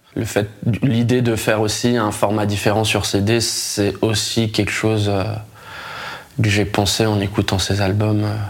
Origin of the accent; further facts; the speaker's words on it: France; en tant que Français